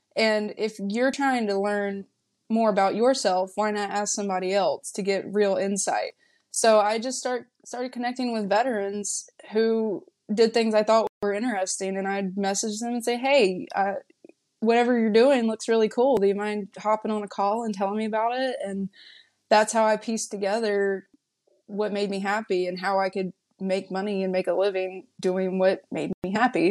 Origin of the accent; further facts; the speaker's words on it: North Carolina, United States; moved away as an adult; also born or lived in California; I'm from, I'm from North Carolina, from B F E, North Carolina. Like, my neighbors were tobacco fields.